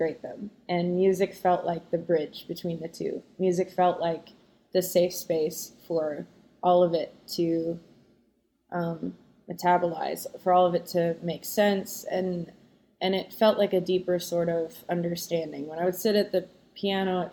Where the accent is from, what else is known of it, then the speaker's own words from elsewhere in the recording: south of Winnipeg, Manitoba, Canada; moved away; also born or lived in Los Angeles; I was born in Winnipeg.